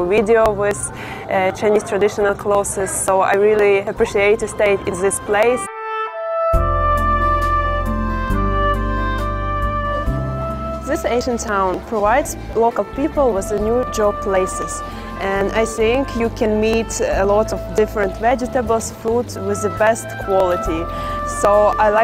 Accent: Ukraine; born or raised there; now in China

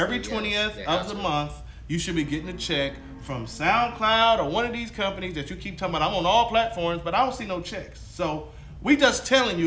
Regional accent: Compton, California, United States; also born or lived in Watts, Los Angeles; I grew up in Watts and Compton and all that weird shit

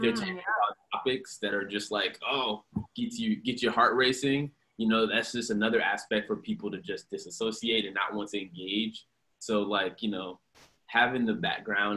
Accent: Houston, Texas, United States; also born or lived in Tallahassee, Florida; now in Austin, United States; I'm originally from Houston. I grew up in Houston for most of my life

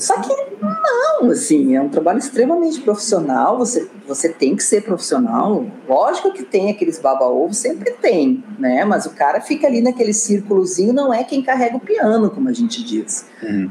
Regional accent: Porto Alegre, Rio Grande do Sul, Brazil; accent: gaúcho; moved away as an adult; also born or lived in Brasília; vocês têm sotaque gaúcho, ah, nós somos de Porto Alegre

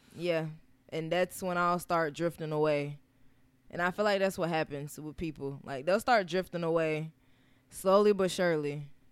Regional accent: Charlotte, North Carolina, United States; I'm from Charlotte.

